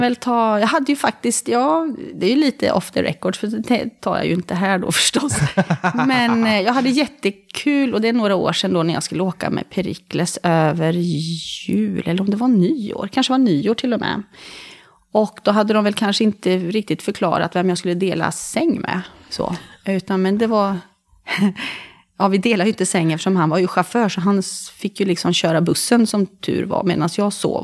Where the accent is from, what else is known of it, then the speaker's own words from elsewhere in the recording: Karlskoga, Örebro County, Sweden; moved away as an adult; now in Bohuslän, Sweden; jag är från Karlskoga. Där jag har kvar min mamma och några, två av mina syskon.